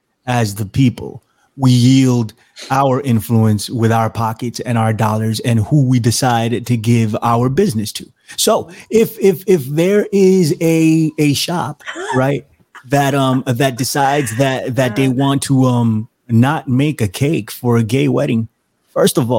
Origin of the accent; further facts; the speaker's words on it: New York City, New York, United States; I'm a Latino from the Bronx